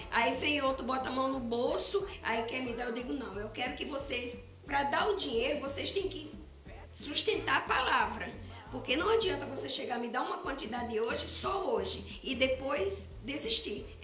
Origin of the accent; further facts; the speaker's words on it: Paraíba, Brazil; vim, vim da Paraíba.